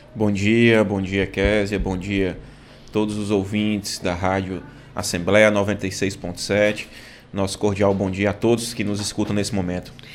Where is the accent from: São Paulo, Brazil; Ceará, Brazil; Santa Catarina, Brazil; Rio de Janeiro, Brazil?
Ceará, Brazil; Iguatu; minha terra natal, a quem eu tenho gratidão, que é o povo de Iguatu